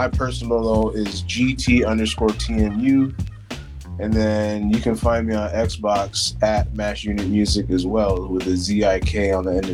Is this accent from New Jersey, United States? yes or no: no; Newport Beach, California, United States; also born or lived in Cleveland/Akron area, Ohio / Mount Vernon, Washington; I'm from California, bro. Like, when you come from, like, Newport, Orange County